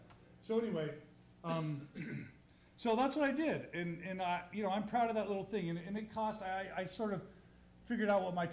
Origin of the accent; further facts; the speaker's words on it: Texas, United States; I'm from Texas